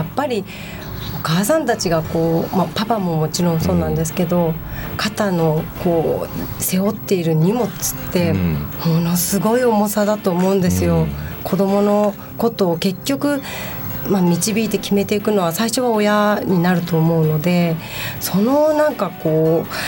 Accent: Kanagawa, Japan; 神奈川県の出身なので

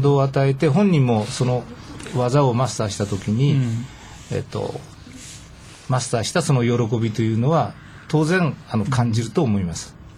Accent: Nishitokyo, Tokyo, Japan; 地元に戻って地元で自分の会を立ち上げて、まあ、独立した形なんですけれども、まあ、平成15年から、えー、西東京市で教えるようになりました。

